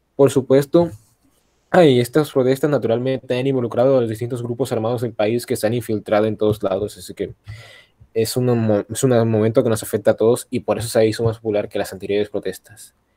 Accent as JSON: {"language": "Spanish", "country": "Colombia", "said": "yo soy el único colombiano de esta madre"}